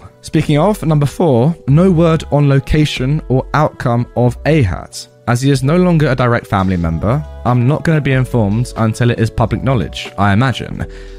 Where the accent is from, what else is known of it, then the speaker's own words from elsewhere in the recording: Australia; Number one, I am from Australia, which might clarify some confusion. Our police system works a little differently down here